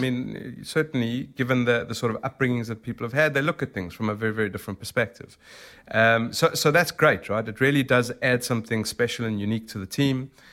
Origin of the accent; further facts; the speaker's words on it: South Africa; accent: South African; moved away as an adult; now in London, United Kingdom; I'm originally from South Africa